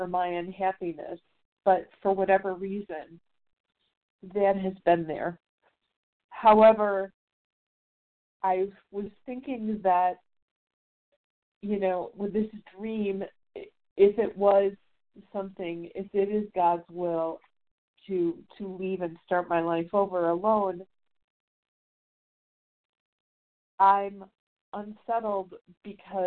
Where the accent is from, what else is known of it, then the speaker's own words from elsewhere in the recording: Chicago, Illinois, United States; now in Vonore, Tennessee, United States; back in Chicago, my hometown